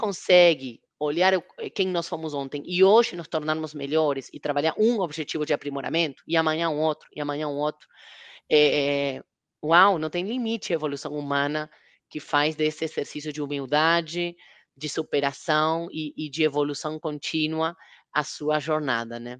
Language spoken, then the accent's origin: Portuguese; Argentina; now in Brazil; Na Argentina, de onde eu sou, ele é mais conhecido